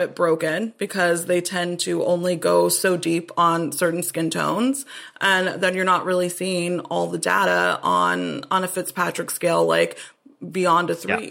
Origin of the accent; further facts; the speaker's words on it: Austin, Texas, United States; I'm from Austin originally